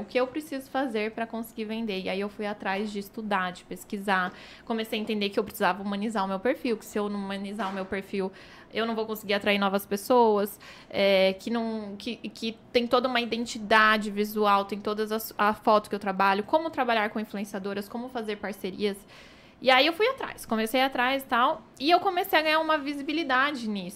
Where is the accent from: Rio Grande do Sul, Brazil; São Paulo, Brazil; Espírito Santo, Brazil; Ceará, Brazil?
São Paulo, Brazil; Indaiatuba; born or raised there